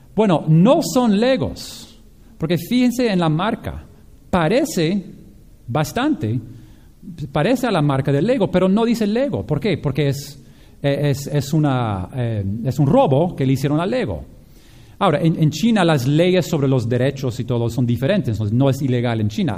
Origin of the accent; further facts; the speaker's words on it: Japan; moved away; yo crecí con esto por, en Japón